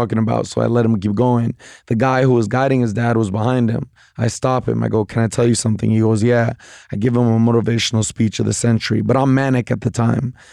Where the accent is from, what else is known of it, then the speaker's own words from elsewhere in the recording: Bay Area, California, United States; I'm from the Bay Area